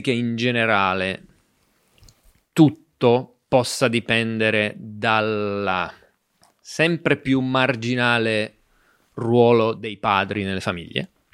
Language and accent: Italian; Southern Italy, Italy; da dove vengo io, che è un paese ricco di criminalità